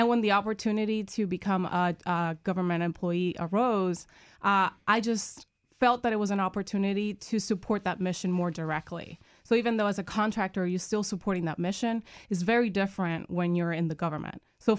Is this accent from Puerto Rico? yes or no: yes; Puerto Rico; moved away; I'm originally from Puerto Rico.